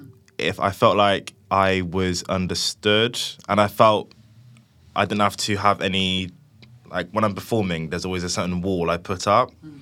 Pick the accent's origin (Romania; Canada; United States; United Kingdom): United Kingdom; Cheltenham, South West England; I'm 23. I'm a rapper from Cheltenham.